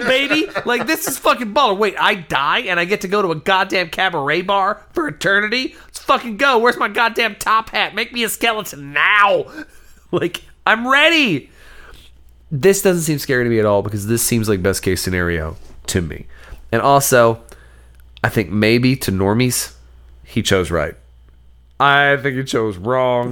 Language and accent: English; the South, United States; As a Southerner